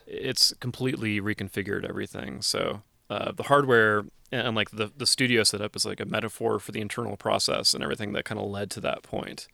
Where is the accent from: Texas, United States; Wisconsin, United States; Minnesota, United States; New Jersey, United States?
Wisconsin, United States; moved away; also born or lived in Colorado; spent a mm-hmm. lot of time in Wisconsin